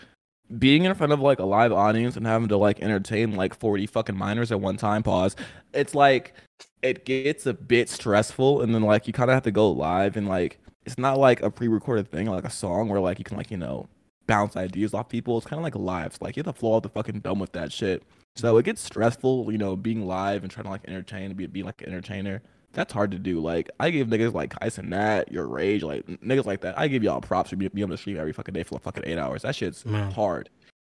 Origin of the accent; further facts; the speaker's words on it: Atlanta, Georgia, United States; From Atlanta, Georgia, born and raised.